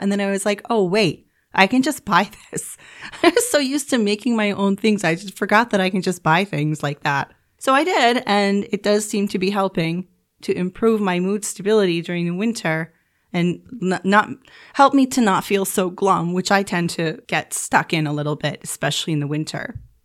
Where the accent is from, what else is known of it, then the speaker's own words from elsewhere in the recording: New York, United States; moved away as an adult; now in Turkey; I come from New York, so where I'm from in New York, we have really bright, sunny, snowy winters